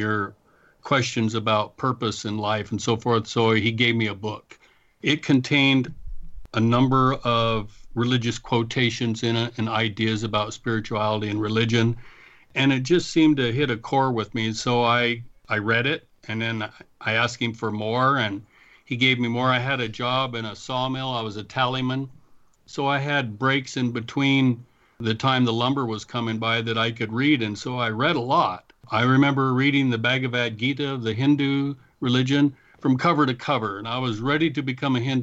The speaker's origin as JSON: {"language": "English", "area": "Tygh Valley", "region": "Oregon", "country": "United States", "tie": "born or raised there", "also_born_or_lived": "Ontario, Oregon / Anchorage, Alaska", "said": "I grew up in Oregon. I was born in Oregon City, so I'm an Oregonian from the beginning till this point. I grew up mostly in a little small town called Tie Valley"}